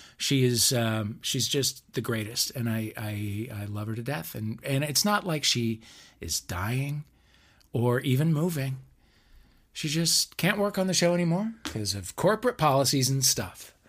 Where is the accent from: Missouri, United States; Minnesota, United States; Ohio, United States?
Missouri, United States; St. Louis; moved away; my hometown